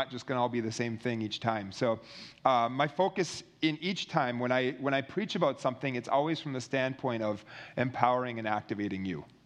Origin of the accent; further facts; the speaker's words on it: Minnesota, United States; I was in my home state in Minnesota where I'm from